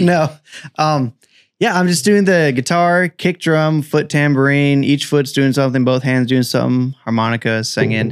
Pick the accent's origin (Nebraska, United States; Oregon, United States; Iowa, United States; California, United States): California, United States; Mariposa; also born or lived in Central Coast, California; I'm from Mariposa, California. Uh, grew up there.